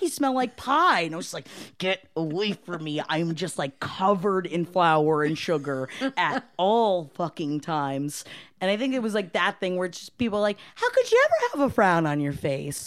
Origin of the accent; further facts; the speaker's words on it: Palm Harbor, Florida, United States; moved away; also born or lived in Brooklyn, New York; I'm from Palm Harbor, Florida.